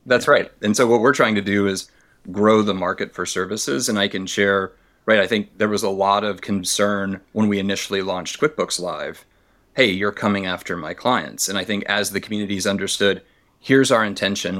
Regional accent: Tennessee, United States; I grew up in Tennessee

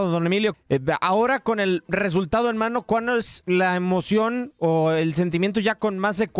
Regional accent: Mexico; como mexicanos

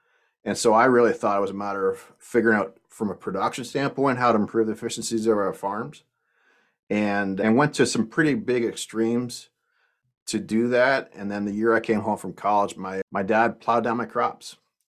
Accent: Canada; I was the guy from Canada that started for Progressive Dairymen about 10 years ago

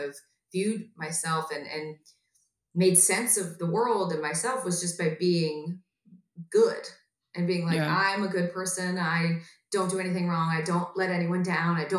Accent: Atlanta, Georgia, United States; now in Los Angeles, United States; a hometown show in Atlanta, Georgia

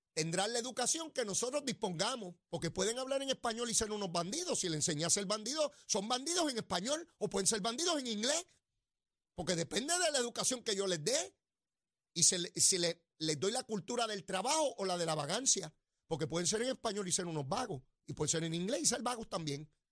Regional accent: Puerto Rico; nuestra identidad como ciudadanos americanos y puertorriqueños

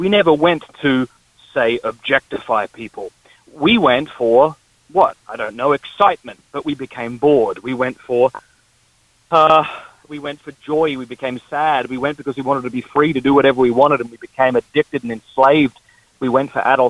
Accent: Australia; moved away; I'm from the Deep South, that is Australia

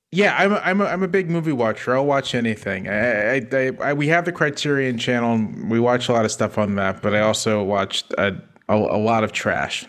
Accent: Virginia Beach, Virginia, United States; I'm from Virginia Beach, Virginia, um, so right on the ocean.

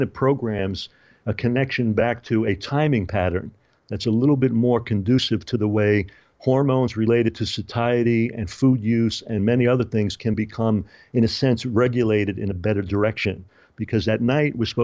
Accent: New York City, New York, United States; I spent a lot of time growing up in New York

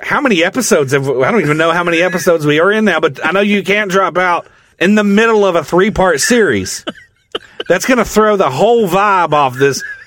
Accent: the South, United States; I'm from the South

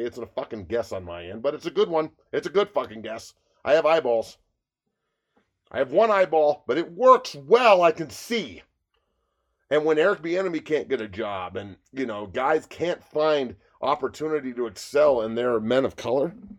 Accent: United States; I'm an American

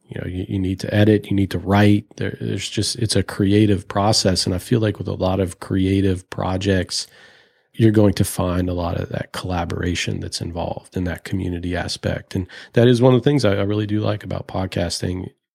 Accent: Richmond, Virginia, United States; Growing up in Richmond

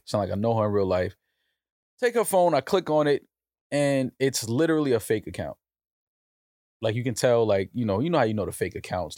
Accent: New York City, New York, United States; growing up in the Bronx

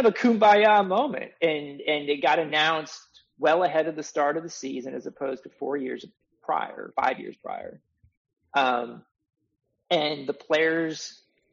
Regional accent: Kansas City, United States; I'm from Kansas City.

